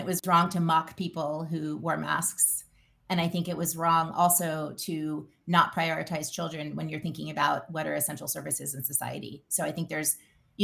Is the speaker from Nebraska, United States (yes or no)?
no; Louisiana, United States; I grew up in Louisiana